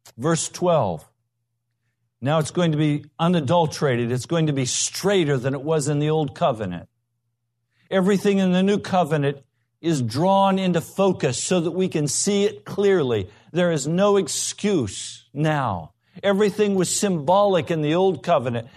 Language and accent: English; United States; we're American